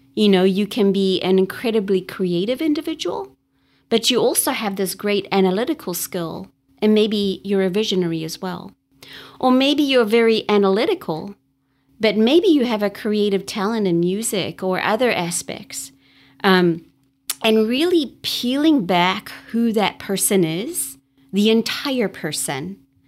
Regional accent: Durban, KwaZulu-Natal, South Africa; moved away as an adult; now in United States; I was born in Durban, South Africa, which is along the East Coast

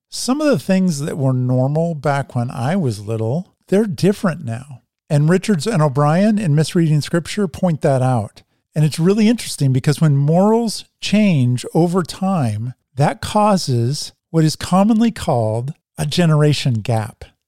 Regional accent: Oregon, United States; We're Oregonians

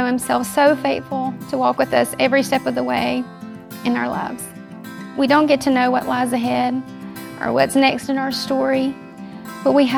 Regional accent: Columbus, Mississippi, United States; also born or lived in Kenya; now in Jackson, United States; I grew up in Columbus, Mississippi

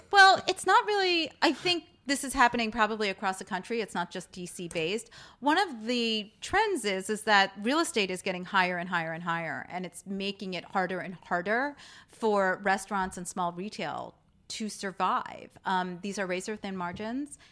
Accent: United States; accent: New York or Jersey; My New York accent

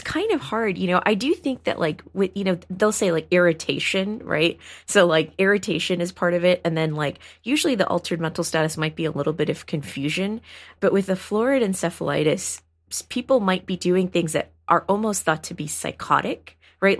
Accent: Houston, Texas, United States; I grew up in Houston, Texas

